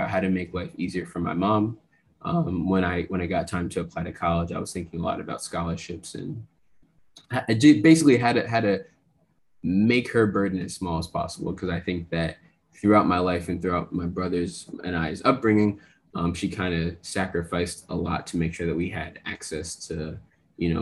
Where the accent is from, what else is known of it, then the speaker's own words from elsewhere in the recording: New Jersey, United States; I grew up in Jersey.